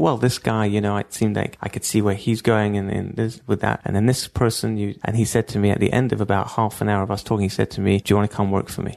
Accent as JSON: {"language": "English", "region": "London", "country": "United Kingdom", "tie": "born or raised there", "moved": "as an adult", "lives_now": "Israel", "said": "I grew up in Stamford Hill"}